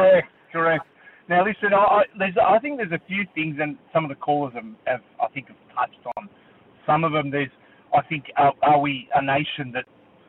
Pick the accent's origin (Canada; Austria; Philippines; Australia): Australia; I think as Australians